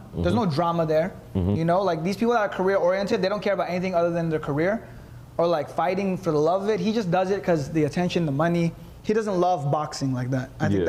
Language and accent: English; Philippines; because I'm Filipino.